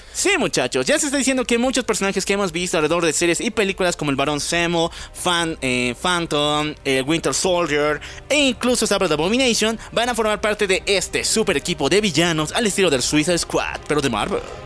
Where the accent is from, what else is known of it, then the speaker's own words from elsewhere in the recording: Bolivia; Somos de Bolivia